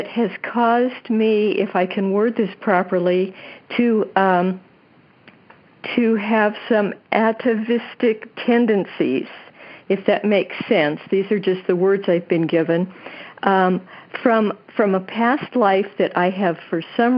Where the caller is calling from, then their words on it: California, United States; I'm calling from California.